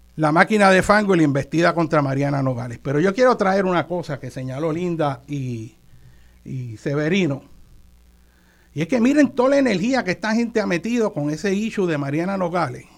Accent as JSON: {"language": "Spanish", "country": "Puerto Rico", "said": "no solo como puertorriqueño, sino como tío tuyo que soy"}